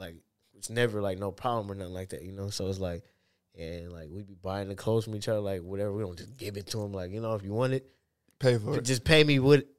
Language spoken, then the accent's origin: English; Seattle, Washington, United States; Playing basketball every day, bro. Like, in my neighborhood, bro, there was like kids and shit.